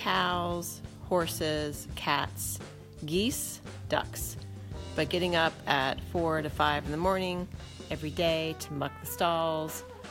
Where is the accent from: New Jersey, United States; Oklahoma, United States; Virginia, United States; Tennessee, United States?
Virginia, United States; Lexington; I was born in Lexington, Virginia, February 10, 1969.